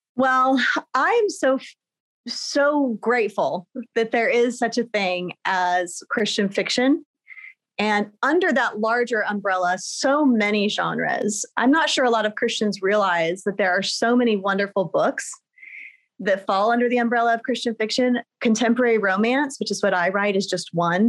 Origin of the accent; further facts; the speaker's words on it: Riverside, California, United States; moved away as an adult; also born or lived in Germany / Texas; I was raised in Southern California in a town called Riverside